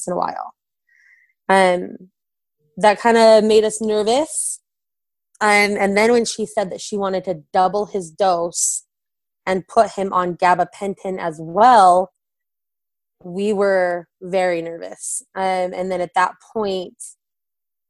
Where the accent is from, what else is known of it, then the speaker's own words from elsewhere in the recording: Orem, Utah, United States; now in Vineyard, United States; we're originally from Orem